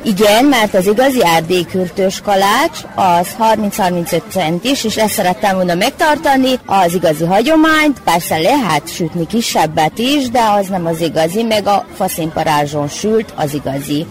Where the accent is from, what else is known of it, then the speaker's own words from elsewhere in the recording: Transylvania, Romania; now in Temerin, Serbia; erdélyiek vagyunk